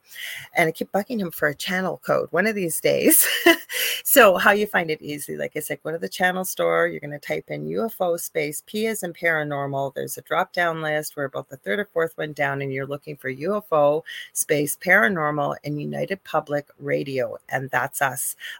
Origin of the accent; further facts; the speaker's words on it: Canada; I'm in Canada